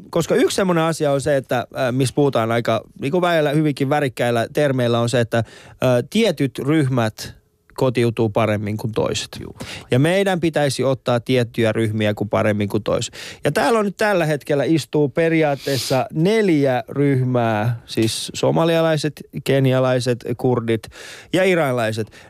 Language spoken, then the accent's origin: Finnish; Finland; on sitten muuttanut vähän myöhemmin aikuisempana yeah. Suomeen, mutta me ollaan kasvettu, me ollaan pienenä oltu Suomessa, me ollaan nähty se kehitys